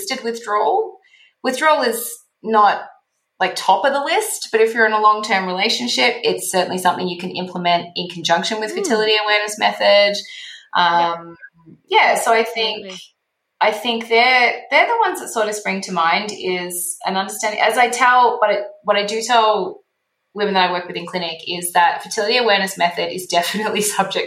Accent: Australia; now in Mexico; I'm Australian

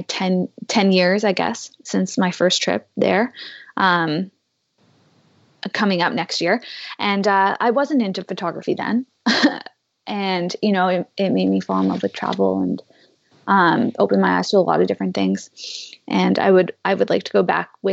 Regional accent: Canada; As a Canadian

